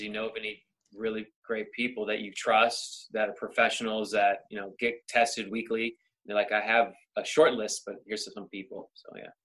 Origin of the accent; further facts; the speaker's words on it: Sacramento, California, United States; moved away as an adult; now in Los Angeles, United States; born and raised in Sacramento